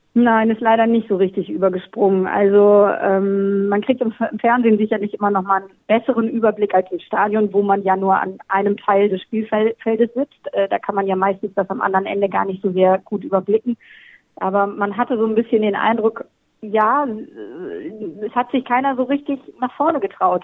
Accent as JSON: {"language": "German", "country": "Germany", "moved": "yes", "lives_now": "Australia"}